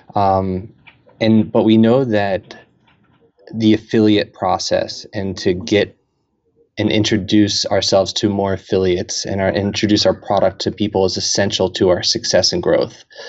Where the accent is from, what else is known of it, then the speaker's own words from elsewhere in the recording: Camden, New Jersey, United States; I'm from Camden, New Jersey